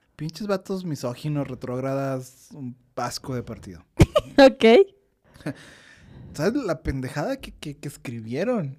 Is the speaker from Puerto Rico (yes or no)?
no; northern Mexico, Mexico; como norteño